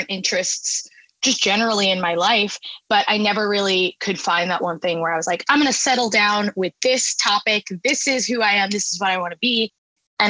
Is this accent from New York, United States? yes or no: yes; Long Island, New York, United States; moved away as an adult; also born or lived in Boston; I'm from New York, born and raised Long Island, and I went away to Boston